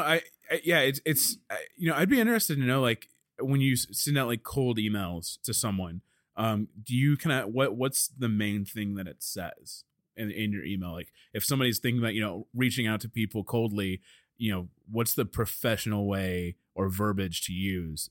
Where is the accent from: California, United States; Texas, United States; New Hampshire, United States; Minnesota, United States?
Texas, United States; Dallas; I'm from Dallas